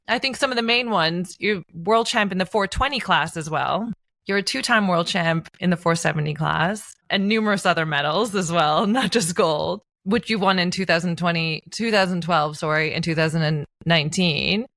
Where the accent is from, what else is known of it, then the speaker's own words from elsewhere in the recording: Newfoundland and Labrador, Canada; I'm from Newfoundland. So grew up on the water